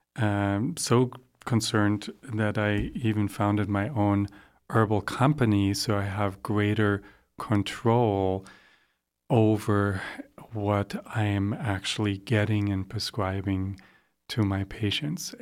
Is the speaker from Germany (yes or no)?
yes; Germany; also born or lived in Sandy River Gorge, Oregon, United States; now in Oregon, United States; I grew up in Germany